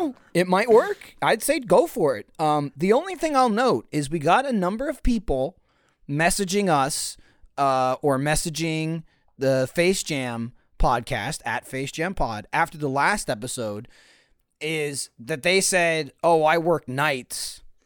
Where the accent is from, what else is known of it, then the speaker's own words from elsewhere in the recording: East Coast, United States; moved away; I grew up on the East Coast